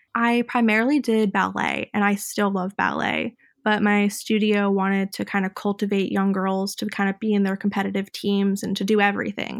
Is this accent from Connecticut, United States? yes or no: yes; Fairfield, Connecticut, United States; I grew up in Fairfield, Connecticut